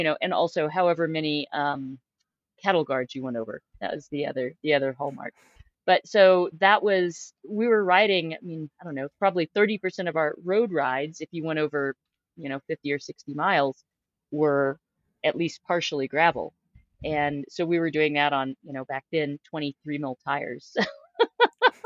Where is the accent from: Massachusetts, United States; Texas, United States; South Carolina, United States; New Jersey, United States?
Texas, United States; Austin; now in Utah, United States; I'm from Austin, Texas